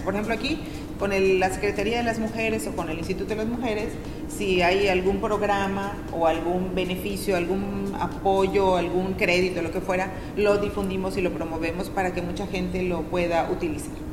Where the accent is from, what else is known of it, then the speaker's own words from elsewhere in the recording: Tixkokob, Yucatán, Mexico; now in Mérida, Mexico; Yo nací en Tichocó